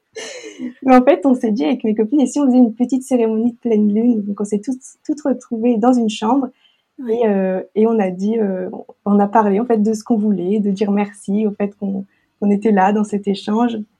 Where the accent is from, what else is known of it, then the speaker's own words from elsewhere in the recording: Lille, Hauts-de-France, France; moved away as an adult; also born or lived in Arequipa; now in La Ciotat, France; je viens de Lille et j'habite à La Ciotat